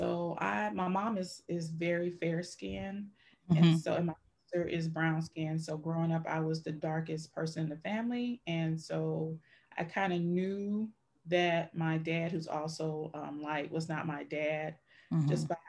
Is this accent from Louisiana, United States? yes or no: yes; Louisiana, United States; now in Michigan, United States; I currently reside in Michigan, but I'm originally from Louisiana.